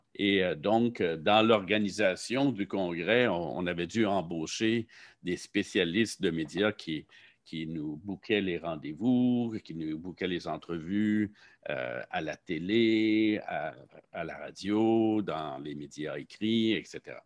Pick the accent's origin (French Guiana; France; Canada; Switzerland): Canada; Saint-Jean-sur-Richelieu, Quebec; also born or lived in Montreal; je venais de Saint-Jean, j'ai donc fait mon secondaire, mon cégep à Saint-Jean